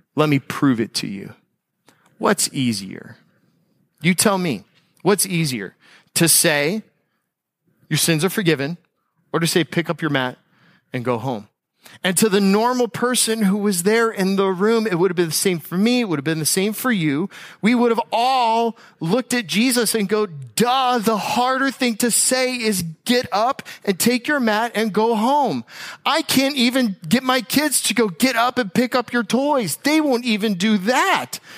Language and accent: English; United States; as an American